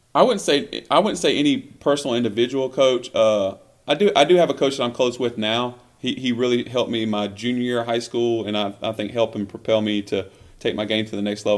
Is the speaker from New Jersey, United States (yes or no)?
no; Millbrook, Alabama, United States; moved away; also born or lived in Montgomery, Alabama; i was born in Montgomery, Alabama, uh, raised in Millbrook, Alabama